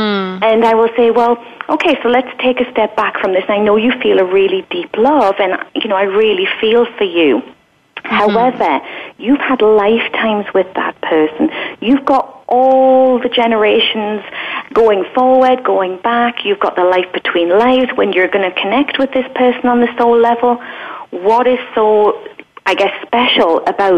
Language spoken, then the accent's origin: English; England, United Kingdom; I was from England.